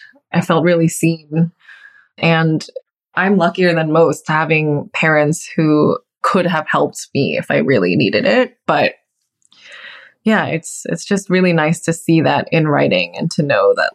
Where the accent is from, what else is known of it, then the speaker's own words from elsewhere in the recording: Texas, United States; moved away; also born or lived in New York; I'm from Texas